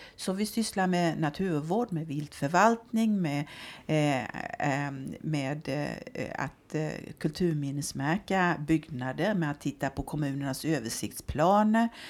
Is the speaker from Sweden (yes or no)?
yes; southern Småland, Sweden; now in Örebro, Sweden; jag är smålänning, eh, det brukar jag ju få förklara här uppe eh, eftersom jag har önskat mig hit till Örebro eh, men inte kommer härifrån ursprungligen utan är född på en bondgård i södra Småland.